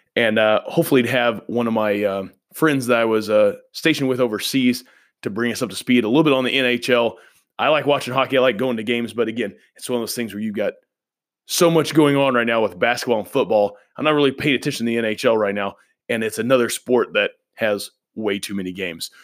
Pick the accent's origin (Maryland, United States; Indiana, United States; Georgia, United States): Indiana, United States; I grew up in Indiana